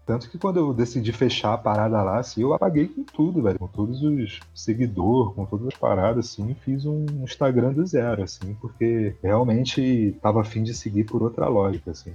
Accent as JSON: {"language": "Portuguese", "region": "Rio de Janeiro", "country": "Brazil", "said": "eu sou da Zona Oeste ali do Rio de Janeiro"}